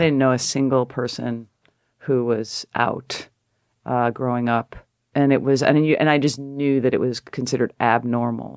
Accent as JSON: {"language": "English", "region": "Connecticut", "country": "United States", "also_born_or_lived": "San Francisco", "moved": "as an adult", "said": "I'm a girl from Connecticut"}